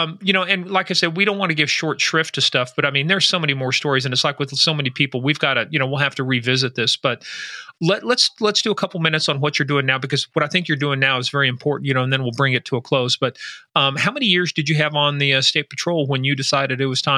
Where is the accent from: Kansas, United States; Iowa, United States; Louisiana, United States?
Kansas, United States; Hey, look, I'm from Kansas.